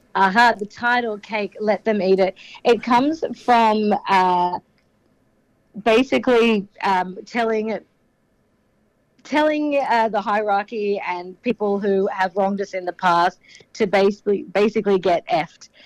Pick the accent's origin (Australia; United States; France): Australia; Sydney, New South Wales; I'm from Sydney